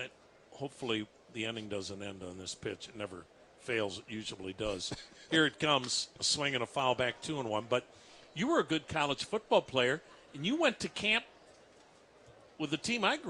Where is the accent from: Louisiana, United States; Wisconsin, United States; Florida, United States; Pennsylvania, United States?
Wisconsin, United States; I'm from Wisconsin.